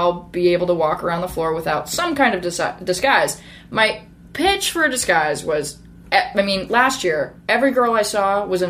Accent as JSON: {"language": "English", "town": "New Orleans", "region": "Louisiana", "country": "United States", "tie": "born or raised there", "also_born_or_lived": "Northern California", "said": "I was born in Northern California. And right before I turned 5, my family moved to the New Orleans area."}